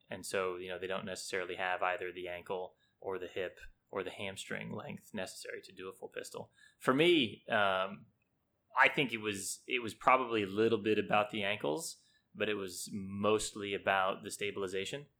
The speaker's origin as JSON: {"language": "English", "country": "United States", "tie": "born or raised there", "moved": "as an adult", "lives_now": "Hong Kong", "said": "I played, you know, typical little league as any kid does growing up in the States."}